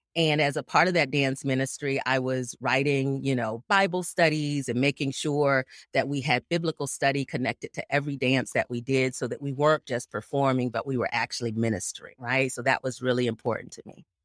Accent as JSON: {"language": "English", "town": "Gainesville", "region": "Florida", "country": "United States", "tie": "born or raised there", "said": "I was born and raised in Gainesville, Florida"}